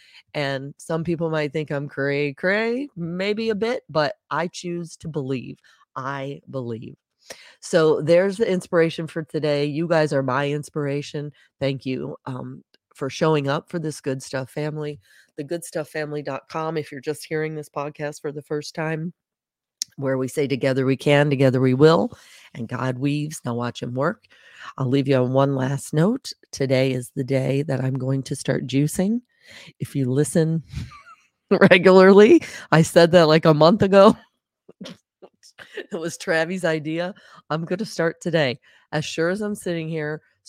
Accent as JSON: {"language": "English", "town": "Charleston", "region": "South Carolina", "country": "United States", "tie": "born there", "said": "My dad was also Navy. I was born in Charleston, South Carolina, while he was on a submarine."}